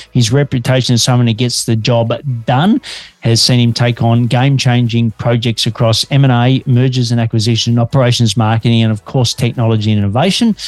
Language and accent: English; Australia; I'm an Aussie working globally for Melbourne, Australia